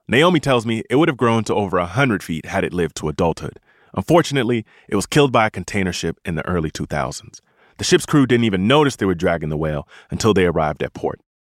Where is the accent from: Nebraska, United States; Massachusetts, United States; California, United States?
Massachusetts, United States; I grew up in Massachusetts